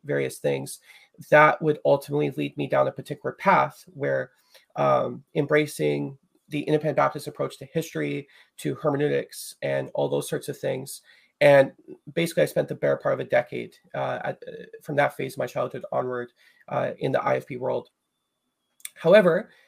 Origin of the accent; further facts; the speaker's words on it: Chilliwack, British Columbia, Canada; I'm from Chilliwack. Chilliwack is a small place just outside of Vancouver, British Columbia, near the West Coast.